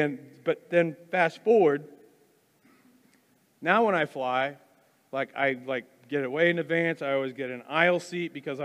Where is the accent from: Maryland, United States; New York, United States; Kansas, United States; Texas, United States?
Kansas, United States; Wichita; also born or lived in Wisconsin; My dad and I moved from Wisconsin to Kansas, here to Wichita